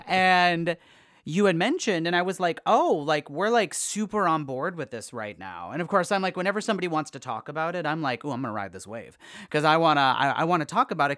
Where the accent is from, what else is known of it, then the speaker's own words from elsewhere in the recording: Wisconsin, United States; We're both from Wisconsin